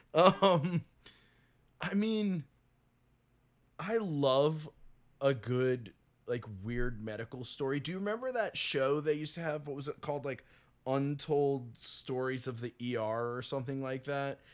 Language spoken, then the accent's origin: English; the South, United States; I'm from the South